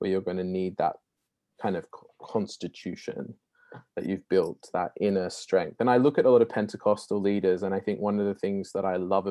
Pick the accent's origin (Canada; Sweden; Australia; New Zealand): Australia; now in Oxford, United Kingdom